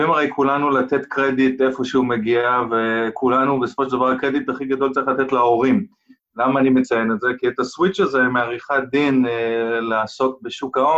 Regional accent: United States; first language English; Hebrew is a second language; גדלתי הרבה שנים בארצות הברית בגלל העבודה של אבא שלי

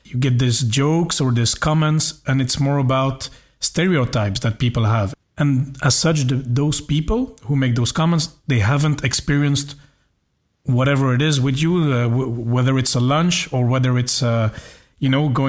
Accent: Belgium; also born or lived in India; I was born in India. I'm Belgian. But my parents are white. I mean, I'm adopted. So most of my life I have spent with white people, and all my family members are white except my sister, who's also adopted.

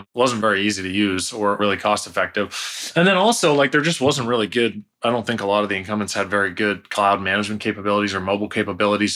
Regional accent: just outside of Toronto, Ontario, Canada; moved away as an adult; now in California, United States; I'm Canadian. I'm from just outside of Toronto. So we have, I grew up there, started the first company there. I only moved to California when I was thirty

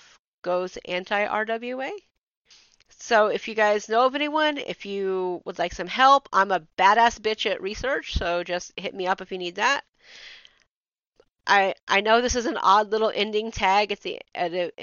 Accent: the South, United States; I'm from the South

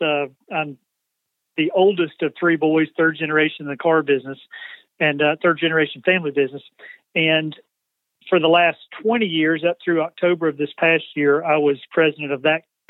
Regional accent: LaGrange, Georgia, United States; moved away as an adult; now in Spartanburg, United States; Home is, up until the last 2 weeks, was in LaGrange, Georgia, about an hour south of Atlanta

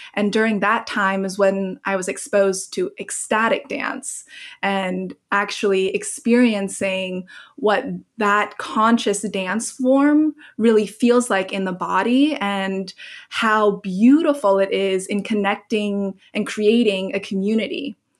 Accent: Hong Kong; moved away; also born or lived in Oregon; I grew up in Hong Kong, so I had been through the SARS epidemic there

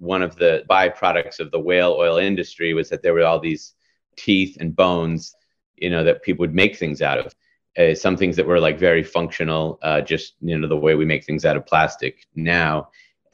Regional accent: Massachusetts, United States; now in New York, United States; Growing up in Massachusetts

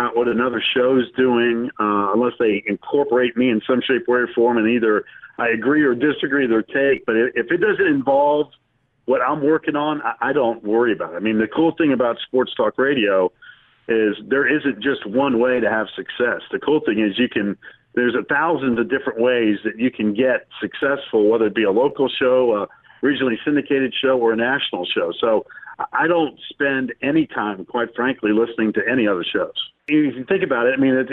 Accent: Winston-Salem, North Carolina, United States; Growing up in Winston-Salem, I was a big NC State fan growing up as a kid

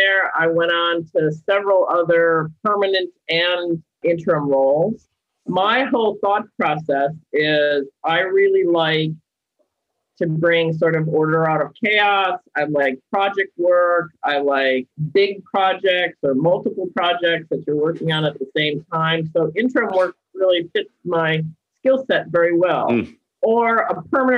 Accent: United States; moved away as an adult; now in United Kingdom; As you can tell from my accent, I am not English. I am British. I am American

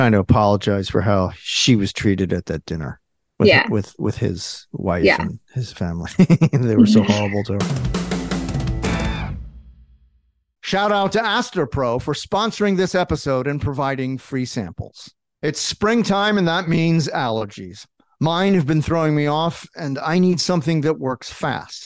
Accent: New Jersey, United States; also born or lived in Philadelphia, Pennsylvania; raised in Jersey, went to Rutgers

